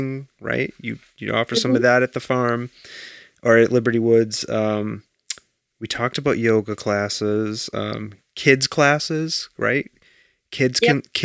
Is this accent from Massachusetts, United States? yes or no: yes; Belchertown, Massachusetts, United States; my hometown. I've got to admit it. Belchertown, Massachusetts